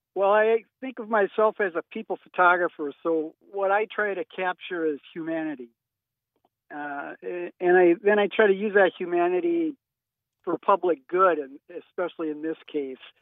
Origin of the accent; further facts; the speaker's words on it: St. Paul, Minnesota, United States; moved away as an adult; also born or lived in Minot, North Dakota; now in Fargo, United States; I grew up in St. Paul and uh, went to journalism school at the University of Minnesota